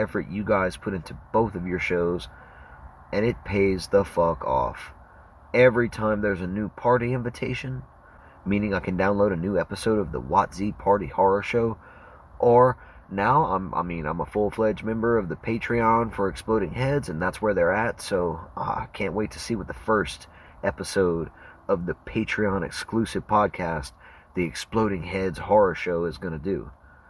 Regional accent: Cajun, Louisiana, United States; I'm a Cajun, and my co-hosts, we're all Cajuns

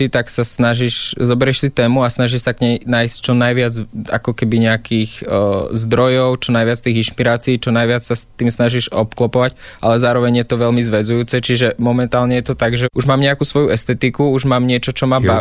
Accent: Žilina Region, Slovakia; tak je to práve tým, že som z Oravy, tak je to na Orave, tým, že tam chodím veľa s tým psom vonku, tak tam mám takú tú možnosť premýšľať

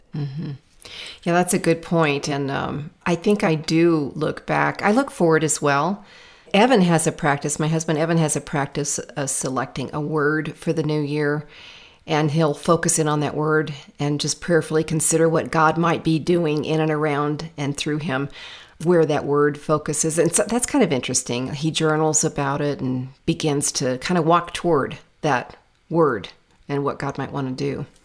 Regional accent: the South, United States; moved away; I grew up in the South

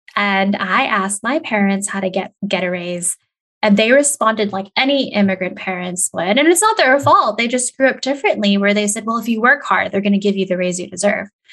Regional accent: California, United States; moved away as an adult; also born or lived in Des Moines, Iowa / Indiana / Montana / New Mexico; I am born and raised in California

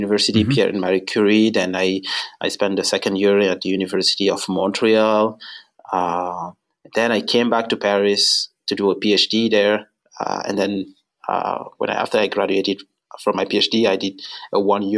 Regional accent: Senegal; moved away; I was born and raised in Senegal in West Africa.

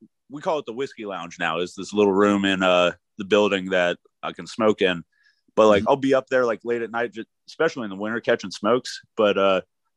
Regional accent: Colorado, United States; now in Philadelphia, United States; growing up in Colorado

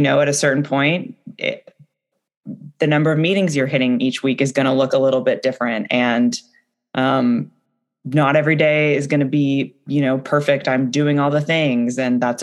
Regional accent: the Northwest, Pacific Northwest, United States; I'm from the Northwest

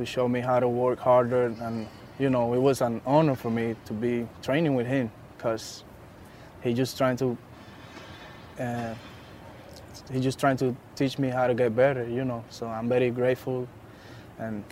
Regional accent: Dominican Republic; At home, in Dominican Republic. I was in my hometown with my family

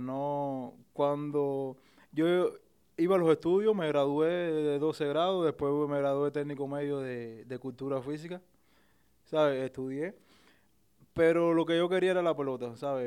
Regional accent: Isla de la Juventud, Cuba; moved away as an adult; yo soy de la isla, es una isla que está fuera de, Cuba

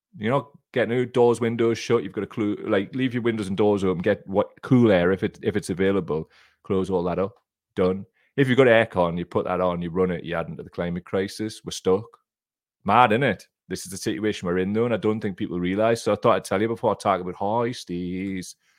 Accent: Gateshead area, North East England, United Kingdom; I'm from that specific area

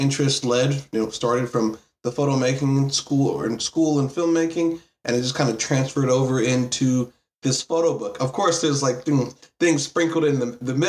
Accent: New York, United States; I'm originally from New York.

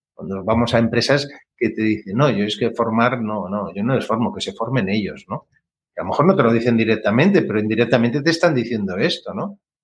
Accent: Catalonia, Spain; yo que soy catalán

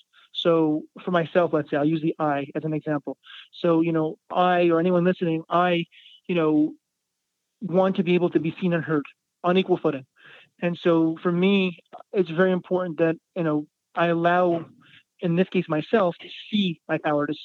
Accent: Montreal, Quebec, Canada; where I grew up in Montreal, there was a lot of space as well

